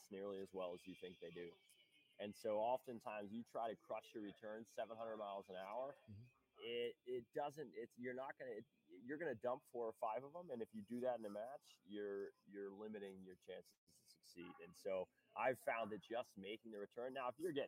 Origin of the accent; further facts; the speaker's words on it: Louisville, Kentucky, United States; also born or lived in Chicago, Illinois / Dortmund, Germany; I grew up in Louisville, Kentucky, man. Moved to Chicago for like 5 or 6 years when I was 10.